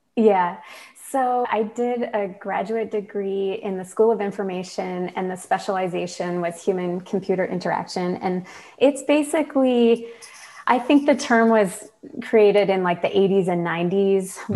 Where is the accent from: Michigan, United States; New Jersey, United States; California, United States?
Michigan, United States; now in Burlington, United States; I'm from Michigan